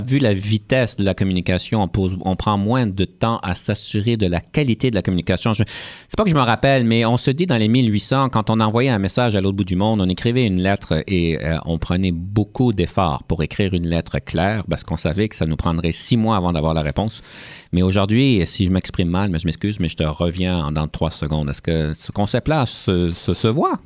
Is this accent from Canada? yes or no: yes; Canada; en tant que Canadien